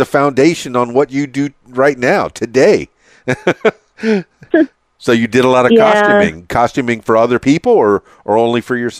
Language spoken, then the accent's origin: English; Miami, Florida, United States; now in Conway, United States; And yes, I said that with a southern drawl, even though I'm from Miami, and I transplanted to Conway, Arkansas.